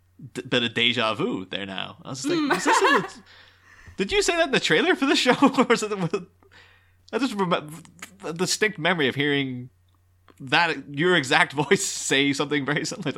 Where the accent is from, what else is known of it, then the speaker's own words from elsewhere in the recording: Ireland; I'm from Ireland.